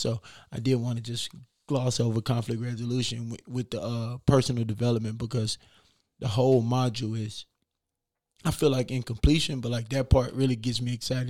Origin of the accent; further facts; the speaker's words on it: Beaumont, Texas, United States; now in Des Moines, United States; I'm from Beaumont, Texas